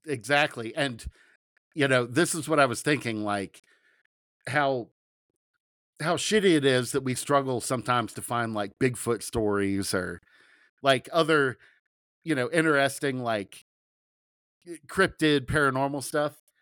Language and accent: English; Southern Ohio, United States; I'm from Southern Ohio